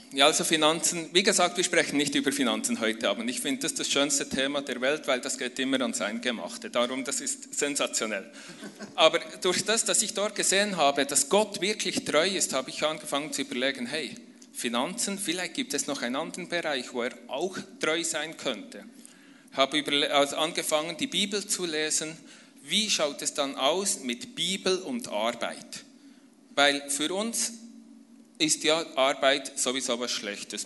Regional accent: near Bern, Switzerland; komme ich aus der Schweiz. Ich bin in der Nähe von Bern aufgewachsen, auf einem äh, Bauernhof mit fünf Geschwistern

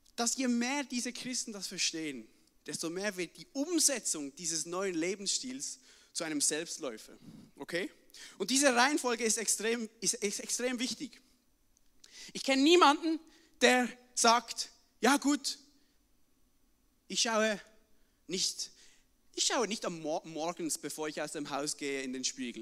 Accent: Switzerland; bei uns in der Schweiz muss man immer übersetzen

